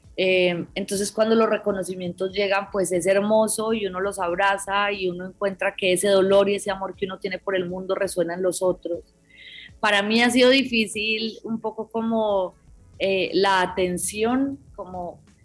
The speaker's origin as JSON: {"language": "Spanish", "country": "Colombia"}